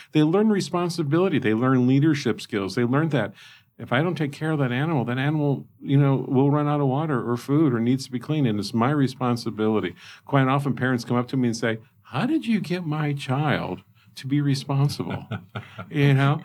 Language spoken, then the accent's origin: English; South Bend, Indiana, United States; moved away as an adult; now in Lincoln, United States; South Bend, sorry, you're my hometown, but Lincoln, Lincoln's truly home